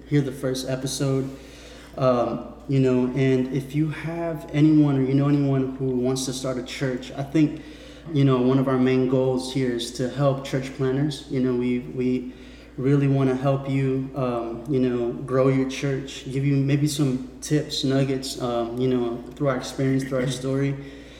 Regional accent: California, United States; I come from California

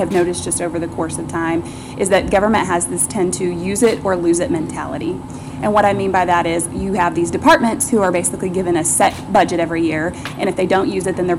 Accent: Northwest Arkansas, United States; I grew up here in Northwest Arkansas.

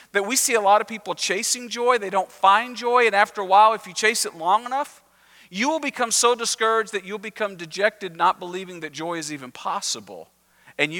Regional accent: Texas, United States; I'm Texan

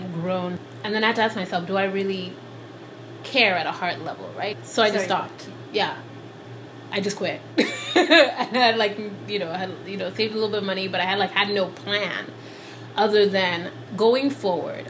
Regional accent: Nigeria; moved away as an adult; also born or lived in Liberia; now in United States; I was born in Liberia to Sierra Leonean parents, and then I moved to Nigeria when I was 6, and I lived in Nigeria from when I was 6 to 18.

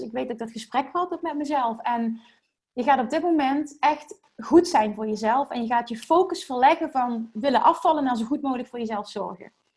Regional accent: Limburg, Netherlands; accent: Limburgs; Ik heb, ik heb een Limburgs accent

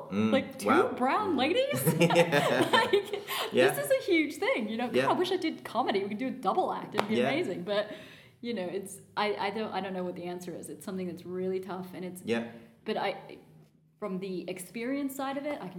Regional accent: United States; the fact that I'm American

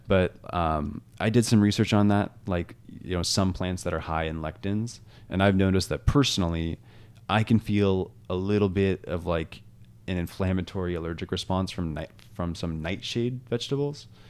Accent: Washington, United States; I grew up in Washington where there's beautiful mountains

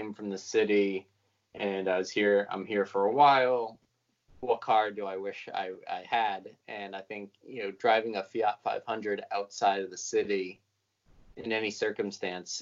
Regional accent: Connecticut, United States; moved away as an adult; now in Brooklyn, United States; I grew up in Connecticut

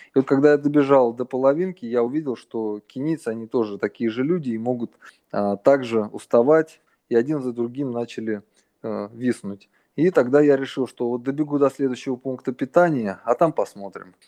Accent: Russia; moved away as an adult; now in Thailand; я родился в России

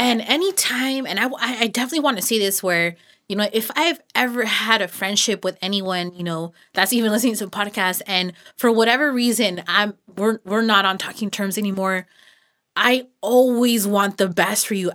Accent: Los Banos, California, United States; I was born and raised out here in Los Baños

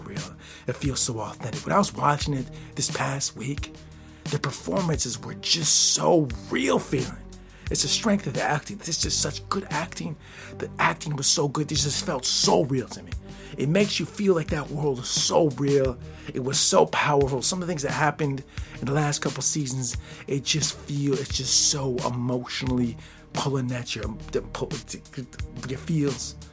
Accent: United States; I'm not from France. I'm from the United States of America

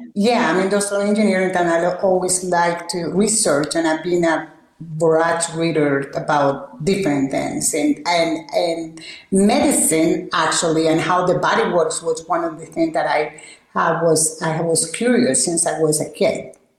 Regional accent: Barranquilla, Atlántico, Colombia; moved away; also born or lived in El Copey, Cesar, Colombia; I was raised in Barranquilla, which is right there uh, on the coast of the Caribbean.

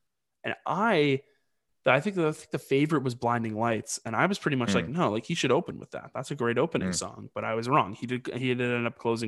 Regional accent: New England, United States; we're obviously from New England.

